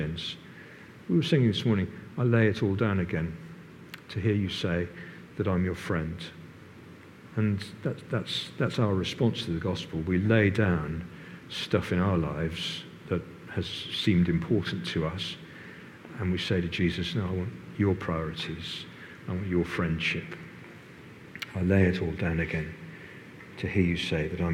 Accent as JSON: {"language": "English", "town": "Plymouth", "region": "South West England", "country": "United Kingdom", "tie": "born or raised there", "moved": "yes", "lives_now": "Norwich, United Kingdom", "said": "I grew up in Plymouth"}